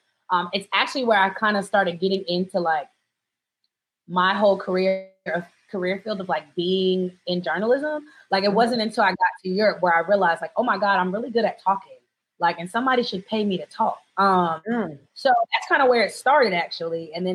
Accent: Japan; also born or lived in Germany; So growing up in Japan was fine because we lived on an American base and everyone was Black there.

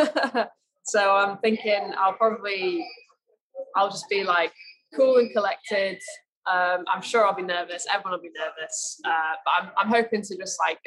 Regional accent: Manchester, North West England, United Kingdom; moved away as an adult; now in Corby, United Kingdom; I grew up in Manchester.

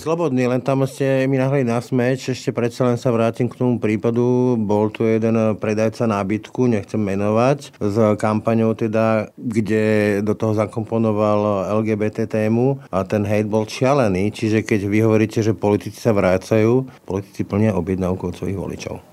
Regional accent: Slovakia; ja nie som iba beloh, ja nie som iba Slovák alebo katolík

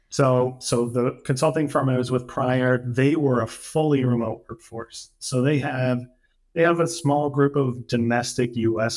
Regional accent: New Hampshire, United States; moved away as an adult; now in Syros, Greece; I grew up in New Hampshire, which is, you know, it's it's kind of a small state in northern New England

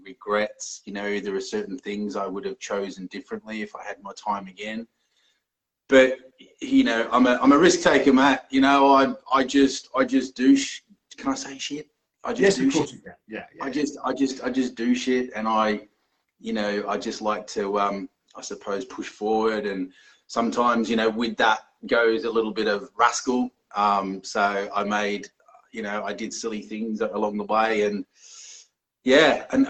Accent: Melbourne, Victoria, Australia; moved away as an adult; now in Exeter, United Kingdom; I'm from Melbourne in Australia

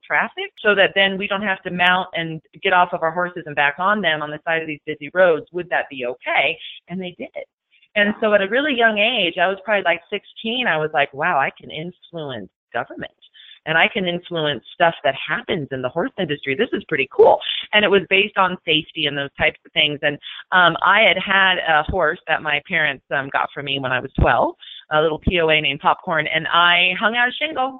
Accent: Fullerton, California, United States; I grew up in Southern California in a town called Fullerton.

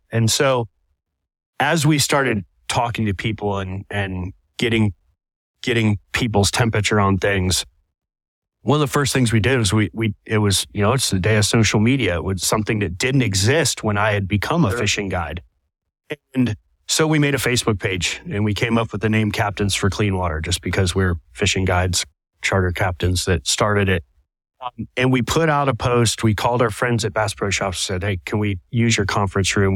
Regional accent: Southwest Florida, United States; born and raised in Southwest Florida and, and growing up, my whole life revolved around the water

